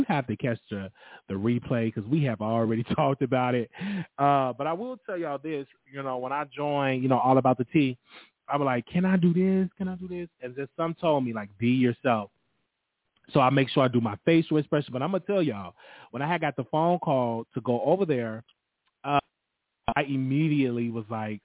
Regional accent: Chicago, Illinois, United States; now in Dallas, United States; Chicago is my hometown.

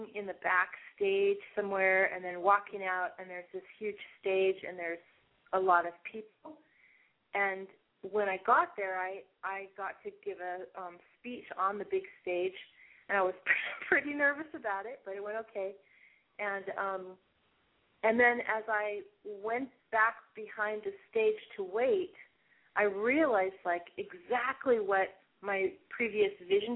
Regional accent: Seattle, Washington, United States; I grew up in Seattle, and so I went to urban school

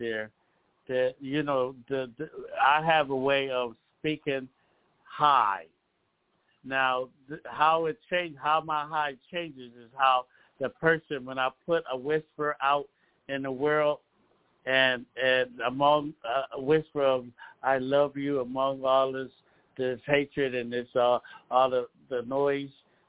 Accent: Philadelphia, Pennsylvania, United States; now in Lancaster, United States; I come from Philadelphia, PA.

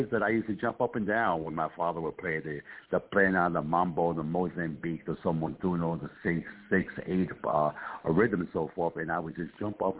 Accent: Puerto Rico; also born or lived in Bronx / New Haven; I'm an East Coast guy. I'm from originally from Puerto Rico, uh, then Bronx, New York, and then New Haven, Connecticut, uh, where I did close to 40 years in Connecticut uh, in New Haven.

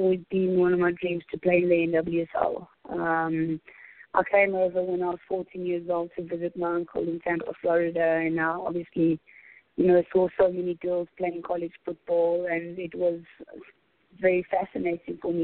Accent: Johannesburg, Gauteng, South Africa; I'm from Johannesburg, in South Africa

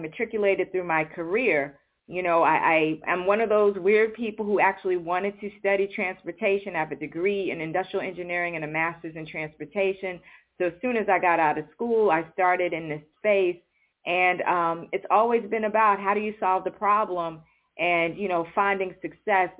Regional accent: New York City, New York, United States; I grew up in New York City

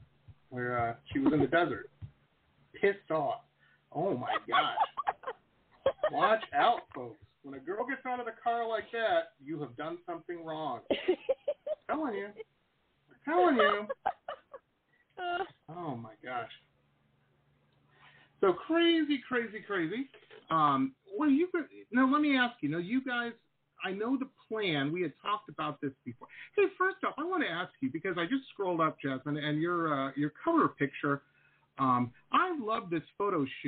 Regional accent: Detroit, Michigan, United States; when I was growing up in Detroit

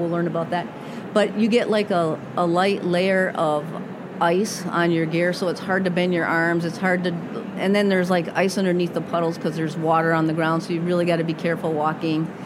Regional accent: Massachusetts, United States; moved away as an adult; also born or lived in Rhode Island / Minnesota; now in Minneapolis, United States; I grew up in Massachusetts

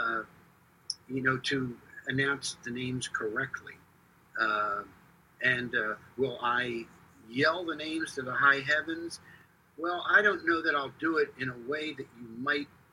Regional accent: Philadelphia, Pennsylvania, United States; growing up in Philadelphia

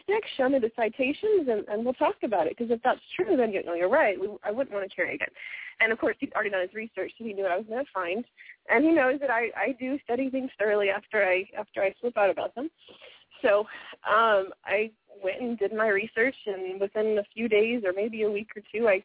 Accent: Texas, United States; I grew up in Texas

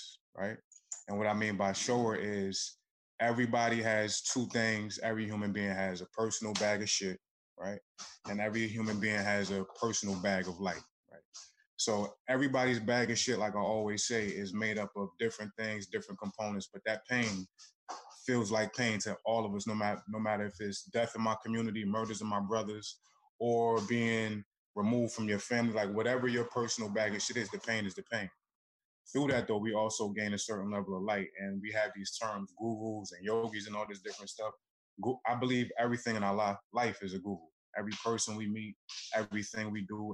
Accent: Newark, New Jersey, United States; I'm from Newark, New Jersey

